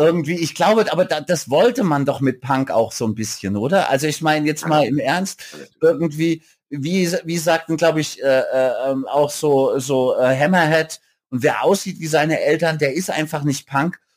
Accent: Bensheim, Hesse, Germany; also born or lived in Mannheim; ich bin so in Hessen geboren und hab dann bin in Bensheim zur Schule gegangen

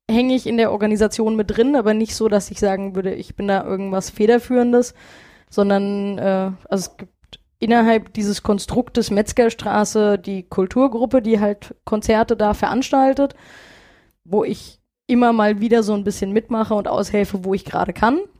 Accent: Hanau, Hesse, Germany; Also ich bin äh, in Hanau geboren, in Hanau aufgewachsen, wohne bis heute in Hanau und äh, mein Herz hängt auch sehr an dieser Stadt.

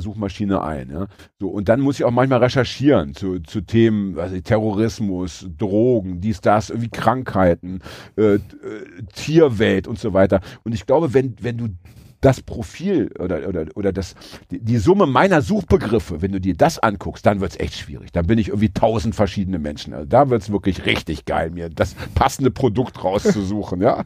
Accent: Braunschweig, Lower Saxony, Germany; ich komme aus Braunschweig

